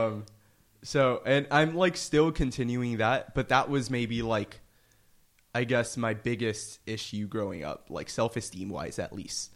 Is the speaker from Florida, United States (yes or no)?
yes; Miami, Florida, United States; moved away as an adult; now in New York, United States; I'm originally from Miami, Florida